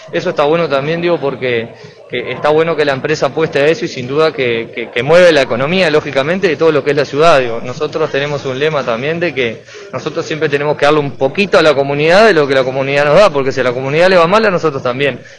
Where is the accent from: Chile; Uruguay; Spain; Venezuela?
Uruguay; Maldonado; sin ser mi señor y yo, que somos de Maldonado, que, bueno.